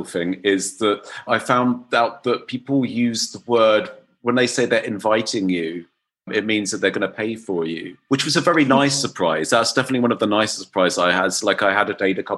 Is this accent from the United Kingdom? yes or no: yes; England, United Kingdom; moved away as an adult; now in Berlin, Germany